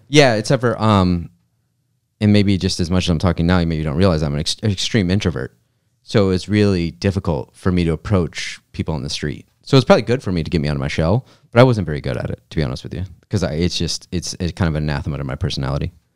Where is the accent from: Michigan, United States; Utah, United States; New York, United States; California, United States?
Michigan, United States; I grew up in Michigan